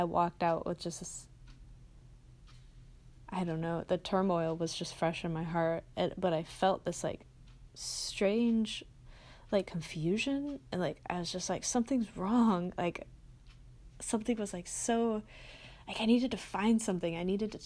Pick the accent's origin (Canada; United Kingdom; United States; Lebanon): United States; Midwest; I grew up in the Midwest